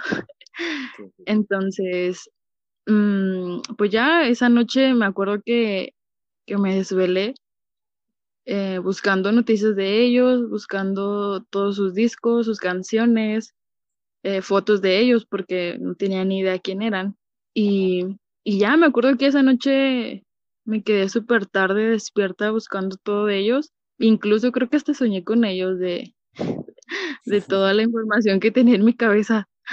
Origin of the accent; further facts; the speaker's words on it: Ciudad Juárez, Chihuahua, Mexico; yo soy de Ciudad Juárez, Chihuahua